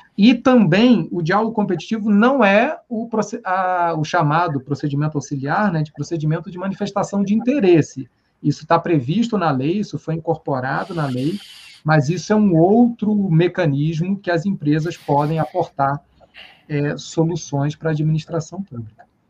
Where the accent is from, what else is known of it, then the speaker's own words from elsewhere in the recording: Rio de Janeiro, Brazil; moved away; como carioca